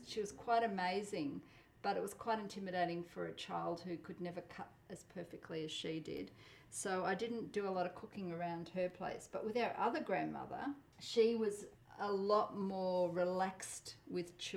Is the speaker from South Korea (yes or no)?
no; Australia; first language Polish; English is a second language; I was born in Australia.